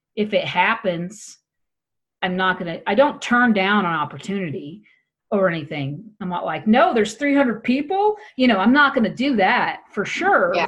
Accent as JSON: {"language": "English", "town": "Wichita", "region": "Kansas", "country": "United States", "tie": "born or raised there", "also_born_or_lived": "New York City", "moved": "yes", "lives_now": "Colorado, United States", "said": "I grew up in Wichita, Kansas, and especially the smaller towns"}